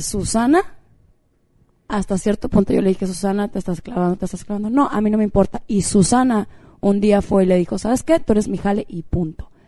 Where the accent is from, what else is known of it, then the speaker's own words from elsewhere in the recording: Mexico; todas somos de México